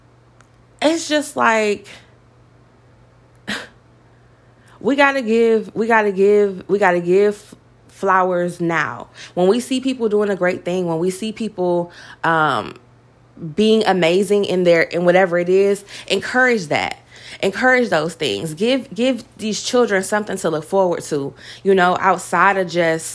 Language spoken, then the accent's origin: English; Detroit, Michigan, United States; I come from Detroit